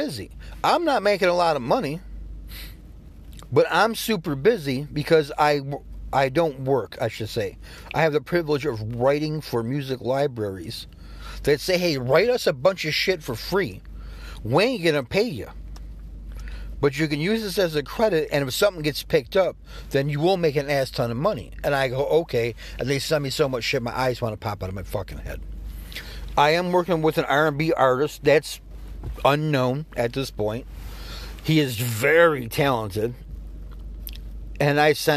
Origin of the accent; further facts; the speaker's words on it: New York, United States; all my friends had Jordans growing up. I'm from New York